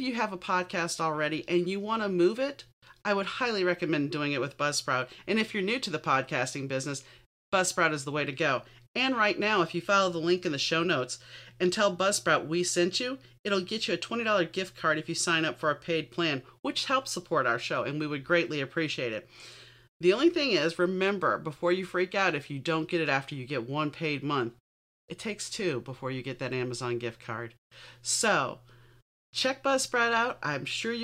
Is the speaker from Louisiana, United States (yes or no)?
yes; New Orleans, Louisiana, United States; I'm not Catholic, but I grew up in New Orleans, and there's a lot of Catholic guilt there.